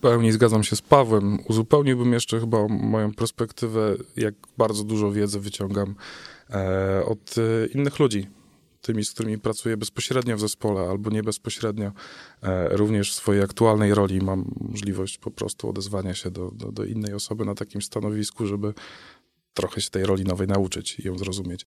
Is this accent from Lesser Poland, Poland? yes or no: no; Chełmno, Kuyavian-Pomeranian Voivodeship, Poland; w mieście, z którego pochodzę, z Hełna